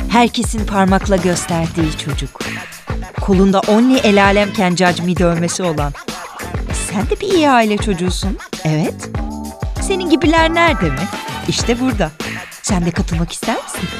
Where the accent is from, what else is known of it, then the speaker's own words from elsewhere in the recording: Istanbul, Turkey; born there; 1987 İstanbul doğumluyum.